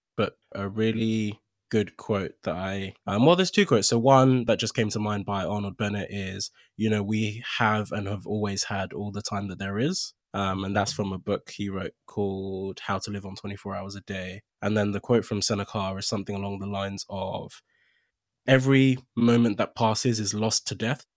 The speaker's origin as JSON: {"language": "English", "country": "Nigeria", "tie": "born or raised there", "also_born_or_lived": "Accra, Ghana / United Kingdom", "moved": "yes", "said": "I was born in Accra, I grew up for the most part in Nigeria."}